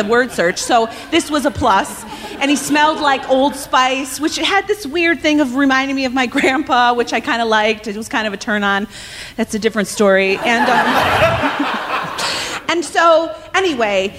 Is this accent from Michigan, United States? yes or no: no; Evanston, Illinois, United States; moved away as an adult; now in Los Angeles, United States